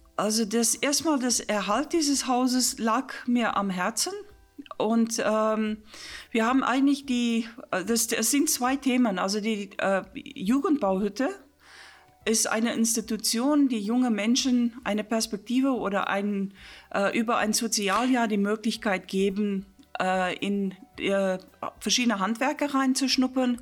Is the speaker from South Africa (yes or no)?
yes; South Africa; German is a second language; moved away as an adult; also born or lived in Stellenbosch / England / Wolfsburg; now in Königslutter, Germany; wo ich gebür, gebürtig äh, geboren, geboren wurde in Südafrika